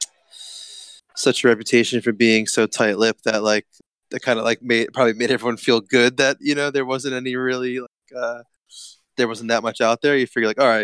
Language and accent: English; New York, United States; I'm from New York